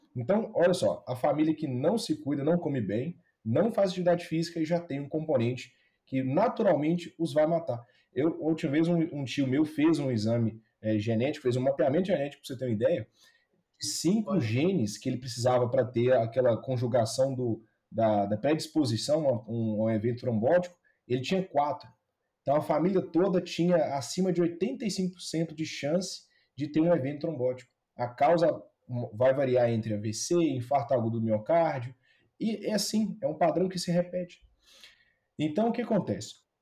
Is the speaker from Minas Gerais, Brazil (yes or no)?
yes; Ipatinga, Minas Gerais, Brazil; Eu entrei na faculdade de medicina, lá na minha cidade natal, em Patinga